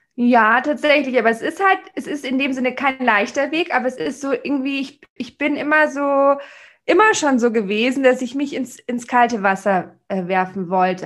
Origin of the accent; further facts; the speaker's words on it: Munich, Bavaria, Germany; wo ich als Münchner Stadttussi mit, meinen, mit meiner Handtasche und allem ankam